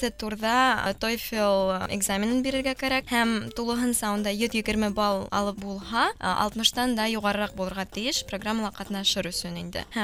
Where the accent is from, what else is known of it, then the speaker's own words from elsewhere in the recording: Ufa, Bashkortostan, Russia; moved away as an adult; now in Kazan, Russia; миңә 21 йәш һәм мин Өфөлә тыуып үҫкәнмен.